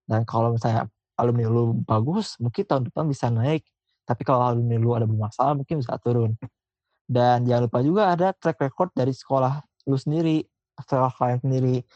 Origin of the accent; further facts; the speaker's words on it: Bandung, West Java, Indonesia; Gue dari SMA yang biasa-biasa aja di kota Bandung.